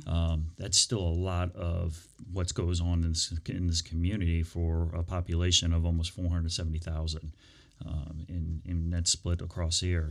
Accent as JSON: {"language": "English", "area": "Prince William County", "region": "Virginia", "country": "United States", "tie": "born or raised there", "said": "I grew up in Prince William County."}